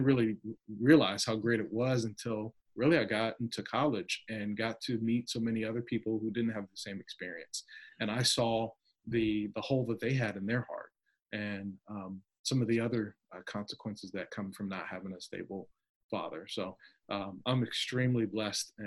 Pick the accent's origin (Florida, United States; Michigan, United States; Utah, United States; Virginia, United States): Virginia, United States; Virginia Beach; I grew up in the Hampton Roads, Virginia area, Virginia Beach, Virginia area, and really had a really great upbringing.